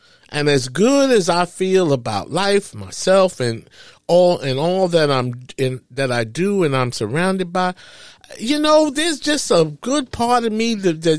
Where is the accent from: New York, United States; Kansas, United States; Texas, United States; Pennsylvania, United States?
New York, United States; moved away; I'm from New York